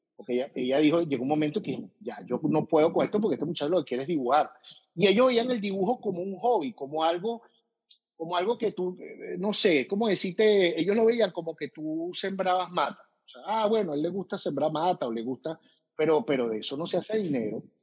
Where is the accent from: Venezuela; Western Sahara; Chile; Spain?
Venezuela; moved away; somos venezolanos